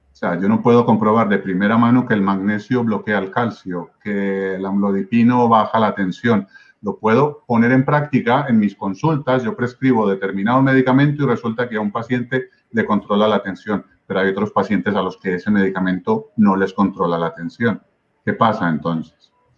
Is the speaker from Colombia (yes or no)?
yes; Medellín, Antioquia, Colombia; moved away as an adult; now in Spain; Yo nací en Medellín, Colombia, Ah, yo viví la, digamos, la parte más intensa del Medellín de Pablo Escobar